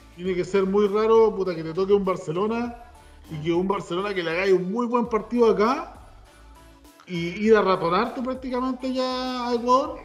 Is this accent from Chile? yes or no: yes; Chile